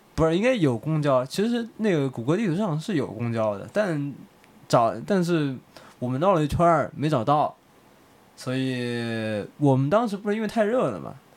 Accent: China; now in Beijing, China; 我们是中国人，中国公民

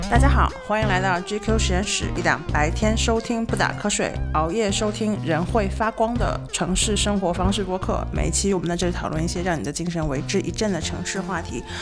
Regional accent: Nanjing, Jiangsu, China; 小时候在南京长大，然后听南京本地广播

